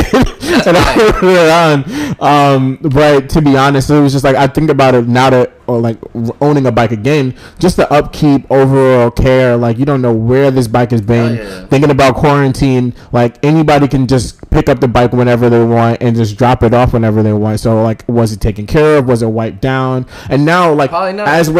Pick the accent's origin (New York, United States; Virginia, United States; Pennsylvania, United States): New York, United States; New York City; growing up in New York City, I was blessed to have like central air in my house